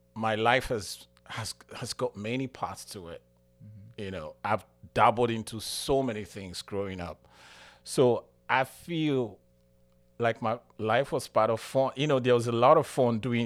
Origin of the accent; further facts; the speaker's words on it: Nigeria; moved away as an adult; now in United States; I'm from Nigeria